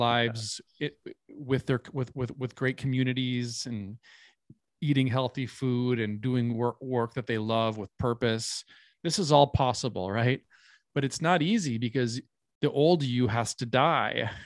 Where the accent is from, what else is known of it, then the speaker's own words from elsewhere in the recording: Minnesota, United States; I come from a part of Minnesota where it is, um, I mean, all of, all of America is historically indigenous land, but my hometown specifically is in, um, the Dakota Territory. Um, and I grew up right next to a reservation